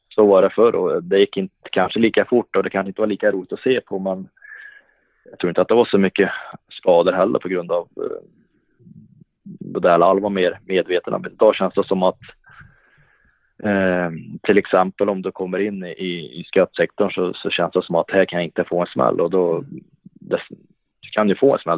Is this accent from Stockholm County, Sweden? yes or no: no; Hagfors, Värmland, Sweden; also born or lived in Karlstad / Luleå; now in Ransäter, Sweden; det fanns ju hemma i Hagfors där i många år och det var någonting jag växte upp med